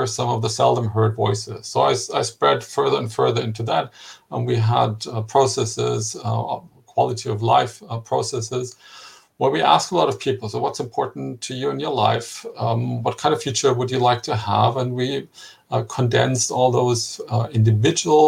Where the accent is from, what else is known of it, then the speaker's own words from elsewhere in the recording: Germany; my home country, Germany